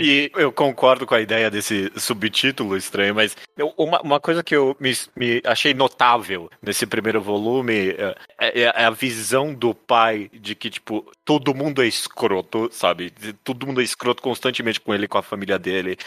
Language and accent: Portuguese; Brazil; mesmo a gente sendo brasileiro